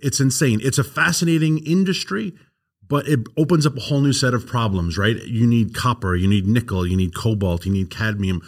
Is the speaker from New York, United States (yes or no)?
yes; New York City, New York, United States; accent: New York; moved away; Queens, where I grew up, is eighty thousand acres